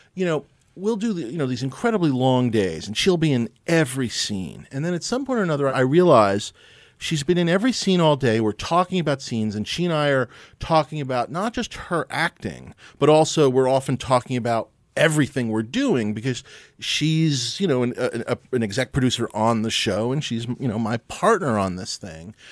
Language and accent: English; New York City, New York, United States; I grew up here in New York City